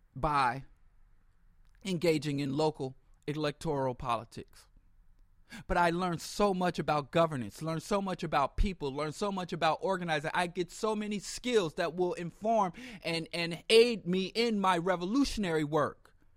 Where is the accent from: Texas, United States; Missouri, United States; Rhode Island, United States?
Missouri, United States; Kansas City; I was raised in Kansas City, Missouri